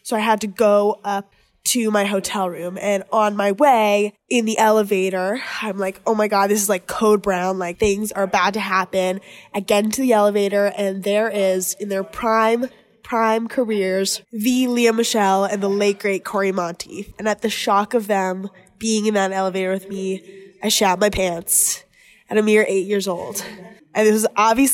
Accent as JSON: {"language": "English", "town": "Los Angeles", "region": "California", "country": "United States", "said": "I'm from Los Angeles, California"}